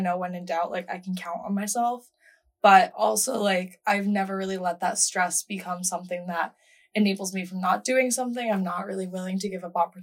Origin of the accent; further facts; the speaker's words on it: Rhode Island, United States; moved away as an adult; now in Washington, D.C., United States; I'm from Rhode Island, so super small state